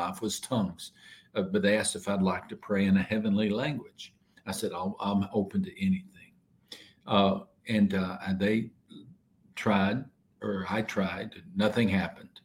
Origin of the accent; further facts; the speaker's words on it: West Texas, United States; Our little town I grew up in West Texas